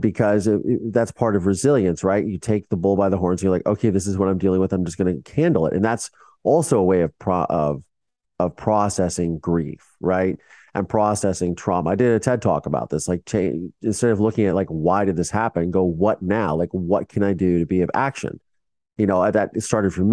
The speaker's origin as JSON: {"language": "English", "town": "Mansfield", "region": "Ohio", "country": "United States", "tie": "born or raised there", "moved": "yes", "said": "my hometown of Mansfield, Ohio"}